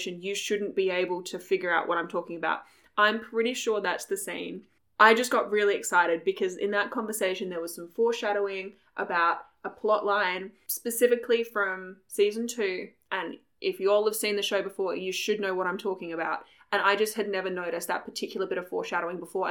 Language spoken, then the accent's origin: English; Australia; we come from Australia.